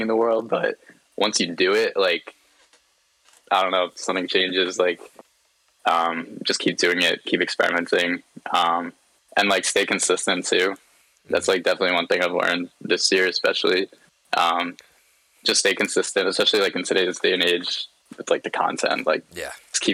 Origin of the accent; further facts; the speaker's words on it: New York, United States; I'm from New York